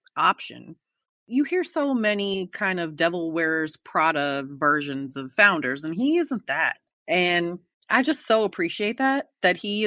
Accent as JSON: {"language": "English", "town": "Oakland", "region": "California", "country": "United States", "tie": "born or raised there", "said": "I was born in the Kaiser Hospital in Oakland"}